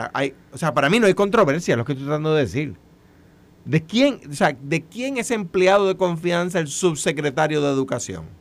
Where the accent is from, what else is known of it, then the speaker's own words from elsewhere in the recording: Puerto Rico; accent: jíbaro (Puerto Rican); yo hablo jibarao